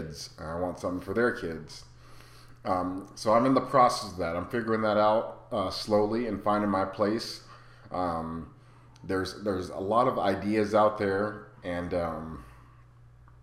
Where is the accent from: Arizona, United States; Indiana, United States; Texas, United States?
Arizona, United States; moved away as an adult; also born or lived in Rapid City, South Dakota; I'm from Arizona. All my family's here